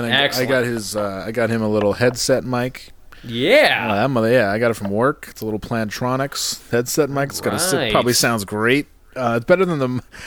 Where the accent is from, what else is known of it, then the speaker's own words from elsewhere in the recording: Canada; I am fat and I am Canadian, so perfect.